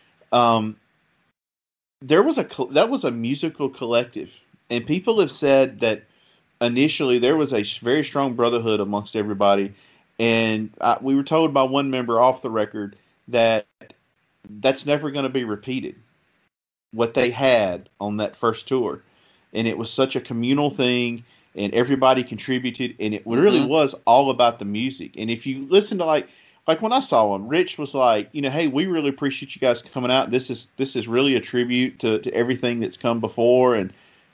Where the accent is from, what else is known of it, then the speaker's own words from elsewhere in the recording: the South, United States; accent: Southern; if people listening can tell from my accent, I'm from the South.